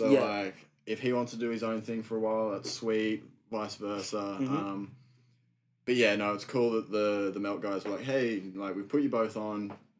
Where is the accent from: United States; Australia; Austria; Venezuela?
Australia; Buderim, Queensland; I live in Budrum on Sunny Coast. Okay, yeah. So, yeah, I born and raised there. And since I've been about 18, I've just been coming to Brisbane most weekends